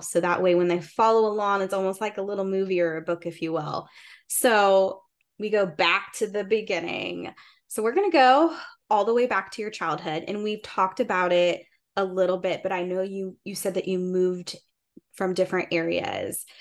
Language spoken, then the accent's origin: English; Indiana, United States; moved away as an adult; now in Columbus, United States; Taryn and I are both from the same area in Indiana